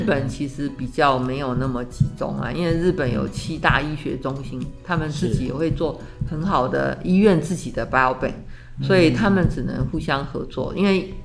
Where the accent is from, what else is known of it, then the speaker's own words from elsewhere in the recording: Taiwan; 我们台湾有来自中国大陆北中南